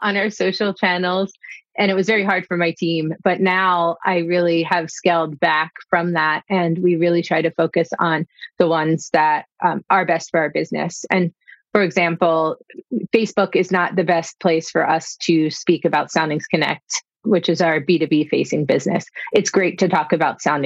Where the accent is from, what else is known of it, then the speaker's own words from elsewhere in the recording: Havertown, Pennsylvania, United States; My first job in hospitality was at a Swedish bakery in my hometown, Havertown, outside of Philadelphia